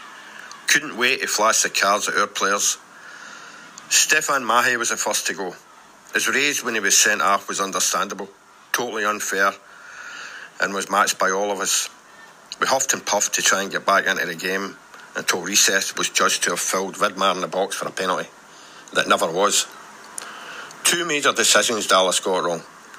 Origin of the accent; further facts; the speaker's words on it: Port Glasgow, Scotland, United Kingdom; my hometown, Port Glasgow.